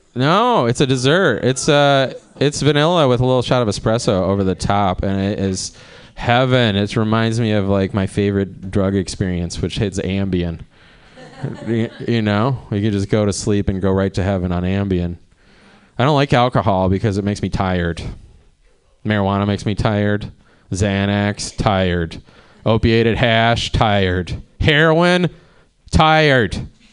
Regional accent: Cleveland, Ohio, United States; moved away as an adult; now in Oakland, United States; I'm from Cleveland

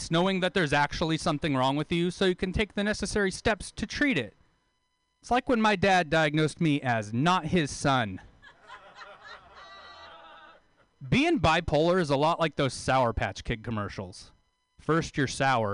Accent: Taft, California, United States; moved away; move back to my hometown

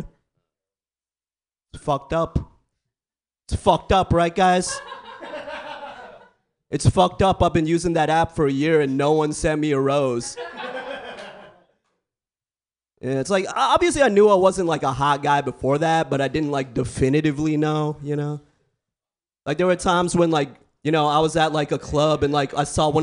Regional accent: San Francisco Bay Area, California, United States; I grew up in the Bay, born and raised

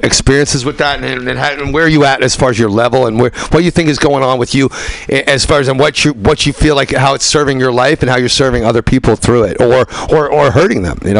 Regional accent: New York, United States; there's this whole other world I knew that was much more tribal than the city I knew growing up in New York and the Bronx.

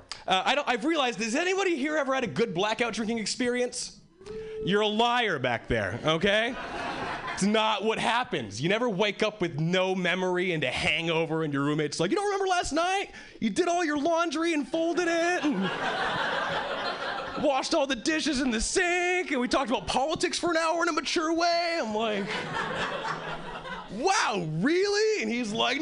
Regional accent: Hawaii, United States; moved away as an adult; now in Boston, United States; I originally was born and raised in Hawaii, and 3 years ago, I moved to Boston

